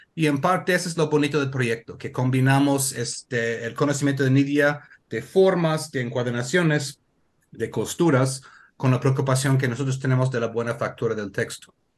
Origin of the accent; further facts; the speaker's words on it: Connecticut, United States; Spanish is a second language; now in Oaxaca, Mexico; yo soy de Estados Unidos, del estado de Connecticut